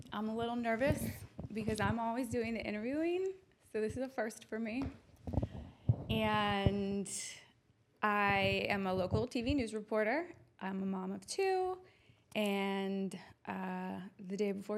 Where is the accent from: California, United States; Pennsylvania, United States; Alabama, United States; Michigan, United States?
Pennsylvania, United States; Turtle Creek; also born or lived in Florida; now in Pittsburgh, United States; I grew up in Turtle Creek. I loved my time at Woody High.